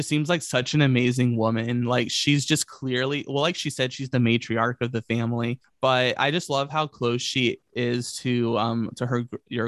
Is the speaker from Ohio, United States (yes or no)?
no; Virginia, United States; I grew up in Virginia